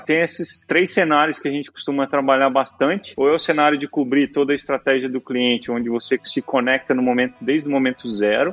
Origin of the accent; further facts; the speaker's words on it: Brazil; como brasileiro, por origem